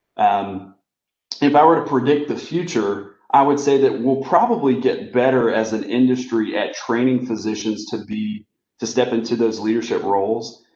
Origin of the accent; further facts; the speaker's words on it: Kinston, North Carolina, United States; I grew up in a small town in North Carolina called Kinston